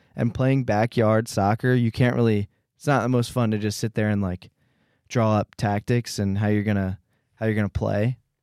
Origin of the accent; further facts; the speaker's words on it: Philadelphia, Pennsylvania, United States; I'm from Philadelphia, P A, and I love Jesus